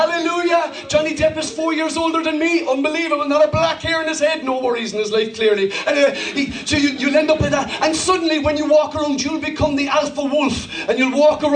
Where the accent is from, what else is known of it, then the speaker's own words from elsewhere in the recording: Ireland; I'm not German, I'm Irish